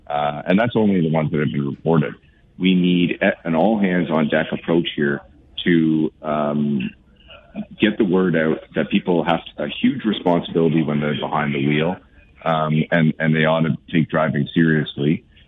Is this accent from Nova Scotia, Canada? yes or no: no; Guelph, Ontario, Canada; I'm born and raised in Guelph